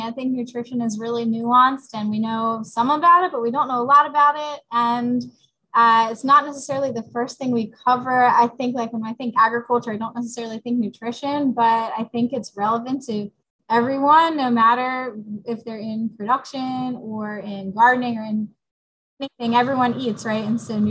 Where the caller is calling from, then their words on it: New Jersey, United States; So I am coming in from New Jersey. I teach at the Salem County Vocational High School.